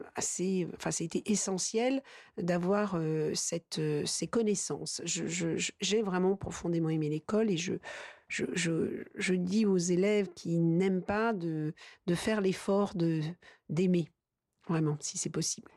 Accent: La Châtre, Centre-Val de Loire, France; je suis née dans le sud du département, La Châtre

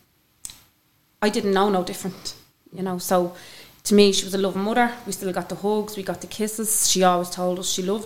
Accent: Dublin, Leinster, Ireland; Growing up in Ballymun was, for me, I think I had an amazing childhood

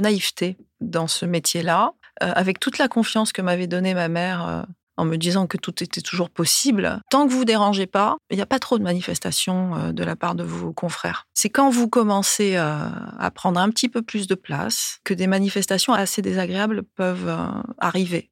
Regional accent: Ajaccio, Corsica, France; moved away as an adult; also born or lived in Paris, France; now in Aix-en-Provence, France; J'ai grandi dans une école euh, plutôt sauvage euh, sur la rive sud d'Ajaccio, que j'ai quittée ensuite pour aller au lycée Fèche à Ajaccio

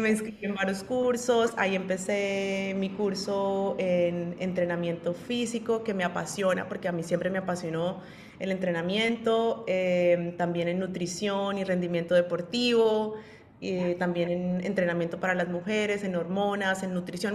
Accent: Colombia; soy colombiana

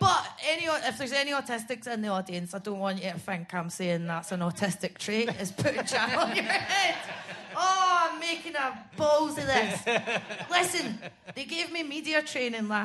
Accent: Scotland, United Kingdom; moved away as an adult; also born or lived in Edinburgh; I hate being Scottish now

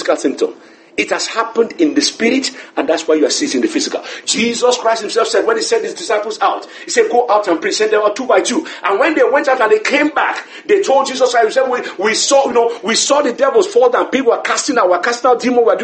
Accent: Lagos, Nigeria; I grew up in Lagos

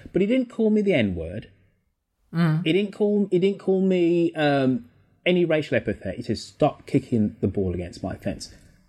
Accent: Birmingham, West Midlands, United Kingdom; Just very proud of my Jamaican heritage, proud of being English, proud of being a Brummie. Birmingham is this relatively tolerant, multicultural city.

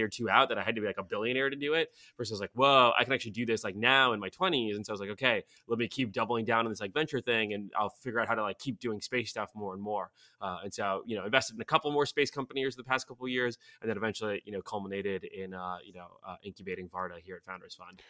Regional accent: Sofia, Sofia City, Bulgaria; English is a second language; now in United States; I was born in Sofia, uh, and sort of fled the fall of the communist regime there by getting into Caltech.

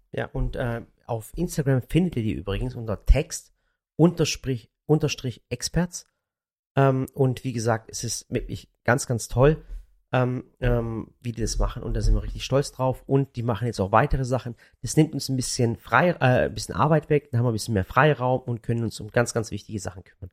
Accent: Baiersbronn, Baden-Württemberg, Germany; ich komme aus dem Schwabenland und, und äh, äh, Bayersbronn

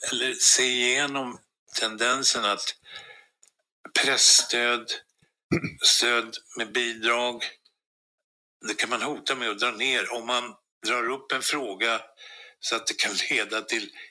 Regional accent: Sweden; vi svenskar

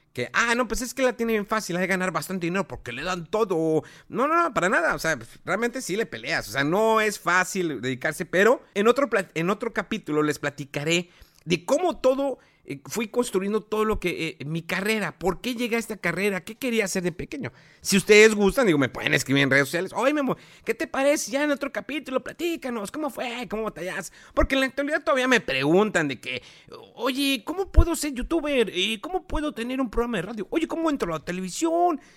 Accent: Mexico; Como buen mexicano

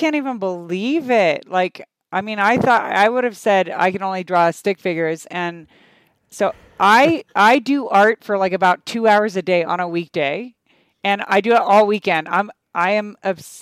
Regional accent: United States; also born or lived in Canada; I moved to the US when I was 7.

